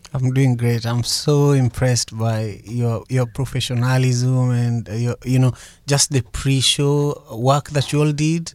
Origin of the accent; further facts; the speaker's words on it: Kisumu, Kisumu County, Kenya; also born or lived in Mercer Island, Washington, United States; now in Seattle area, United States; I grew up in Manyata, uh, which is the largest slum in Kisumu, Kenya